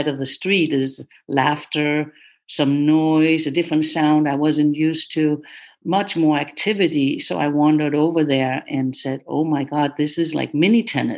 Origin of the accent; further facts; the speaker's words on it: Denmark; now in United States; I was born in Denmark and I became the top junior player there early on